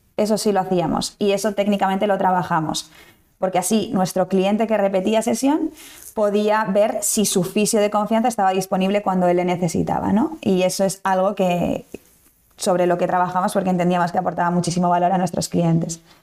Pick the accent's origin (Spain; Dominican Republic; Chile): Spain; Basque Country; moved away as an adult; now in Valencia, Spain; nací en el País Vasco. Eh, toda la vida he vivido allí, estudié allí